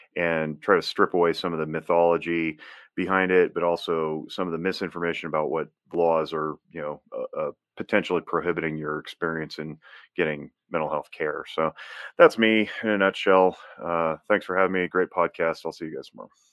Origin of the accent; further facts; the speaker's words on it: Northern Nevada, United States; I was born and raised in Northern Nevada. I'm a fifth generation Nevadan